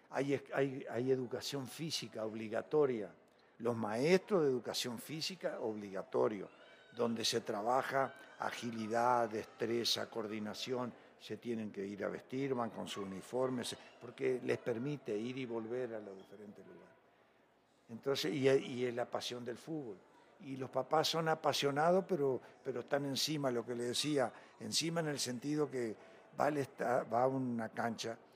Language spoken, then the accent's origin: Spanish; Mercedes, Soriano, Uruguay; now in Mexico; Y en Uruguay yo salgo de mi pueblo de Mercedes en un autobús, o como de aquí a Chihuahua, tres horas y media.